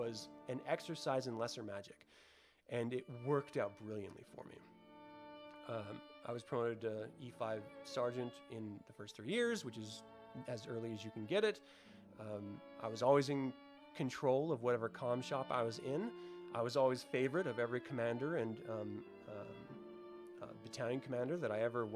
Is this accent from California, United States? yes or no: no; Salem, Utah, United States; I grew up in Salem, Utah, which is a tiny, tiny little intimate town